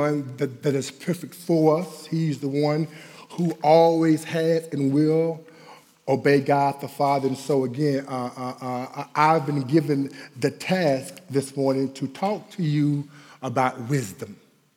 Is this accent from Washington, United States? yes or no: no; Dallas, Texas, United States; I'm from Oak Cliff